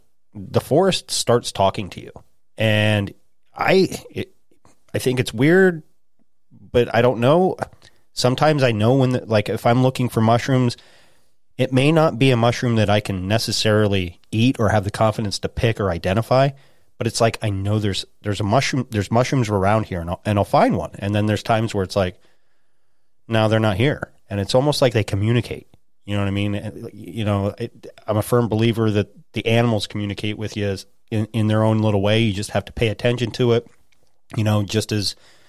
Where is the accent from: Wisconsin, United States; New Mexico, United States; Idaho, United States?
Idaho, United States; now in Pennsylvania, United States; I've been in the woods since I was a little kid, you know, growing up in Idaho and moving out here.